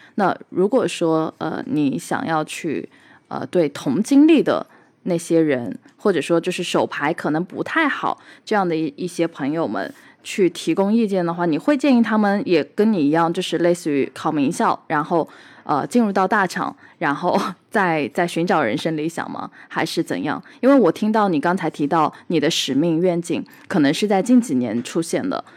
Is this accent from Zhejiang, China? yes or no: yes; Hangzhou, Zhejiang, China; 我自己是出生在杭州，相对来说也是一个，呃，江南物资比较，就是富饶的地方